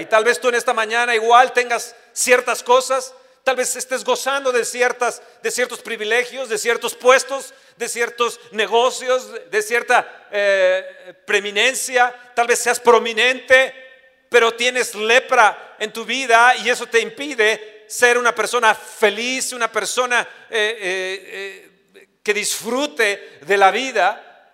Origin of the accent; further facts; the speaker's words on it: Mexico; nosotros como mexicanos